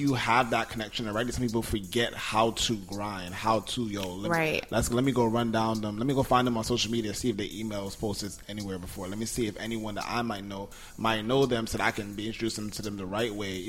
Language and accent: English; New York, United States; born there; because I was born in New York, I lived in mad other places, right?